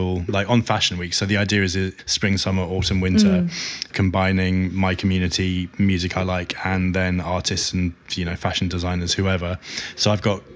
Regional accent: United Kingdom; I'm so attached to being British.

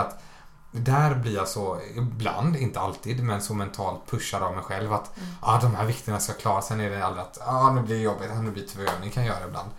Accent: Småland, Sweden; som smålänning då som jag är

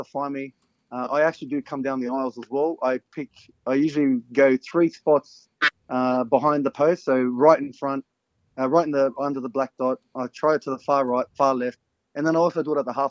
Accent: Parramatta, New South Wales, Australia; I was raised in North Parramatta, born and raised in North Parra.

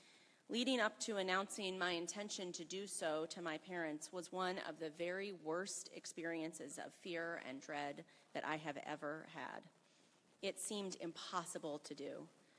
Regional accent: Selma, Alabama, United States; I grew up in Selma, Alabama, from a very conservative and fundamentalist-oriented white family.

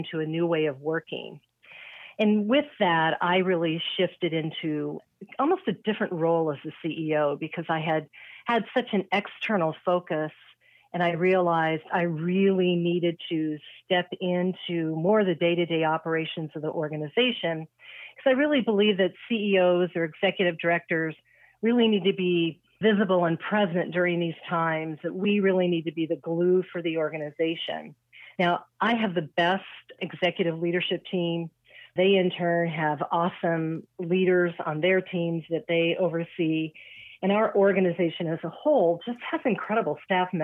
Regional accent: Sacramento, California, United States; moved away as an adult; also born or lived in Michigan; I was born and raised in Sacramento

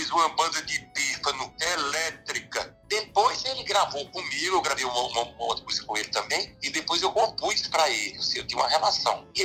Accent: Recife, Pernambuco, Brazil; also born or lived in São Bento do Una, Pernambuco; o menino que cheguei do Recife com oito anos de idade, então no Recife, a minha rua era Carnavalódroma

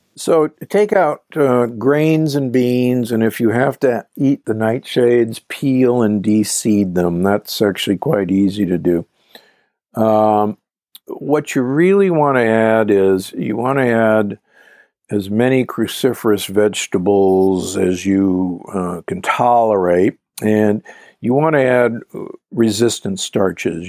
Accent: Omaha, Nebraska, United States; I grew up in Omaha, Nebraska

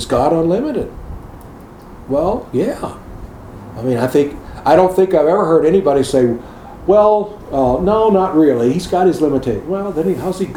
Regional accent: United States; in America, we're conditioned to drive on the right side of the road

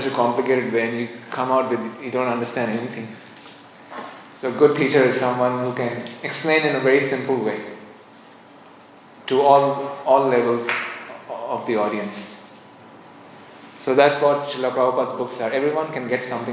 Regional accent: India; I'm from India, I'll read the Vedas

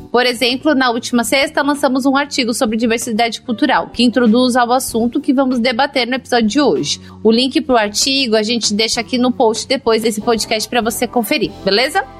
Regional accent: São Paulo, Brazil; moved away as an adult; now in Recife, Brazil; sou paulistana, nascida e criada em São Paulo.

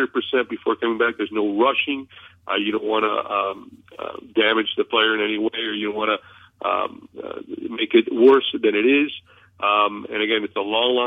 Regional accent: Miami, Florida, United States; born and raised in Miami

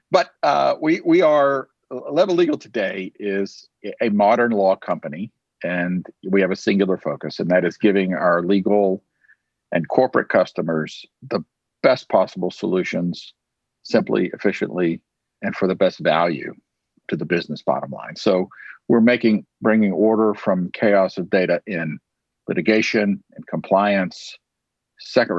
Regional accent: Tyler, Texas, United States; here in my hometown of Tyler, Texas

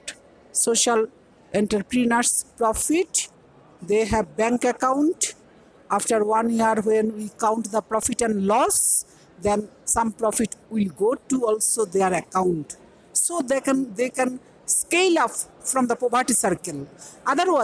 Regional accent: Bangladesh; I came from Bangladesh

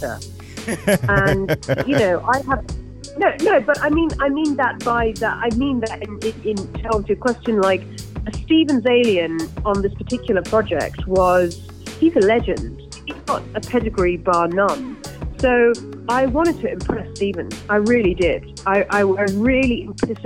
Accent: London, United Kingdom; I'm so London in my actual personality. You know, I'm obviously born and raised in London

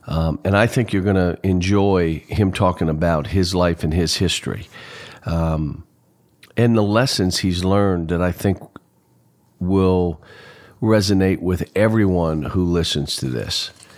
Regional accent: Pittsburgh, Pennsylvania, United States; Grew up in Pittsburgh, like I grew up in Pittsburgh.

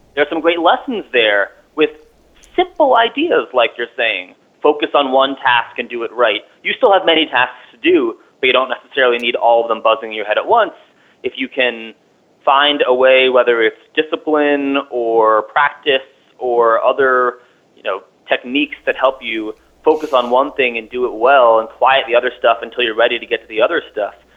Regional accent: New York City, New York, United States; moved away as an adult; now in Vermont, United States; I'm a New Yorker, born and raised

